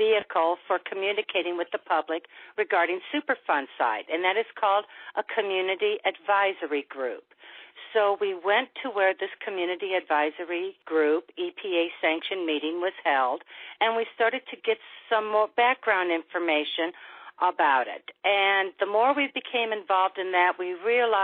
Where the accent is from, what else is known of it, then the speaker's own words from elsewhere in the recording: St. Louis, Missouri, United States; I'm from the St. Louis region. I was born and raised here.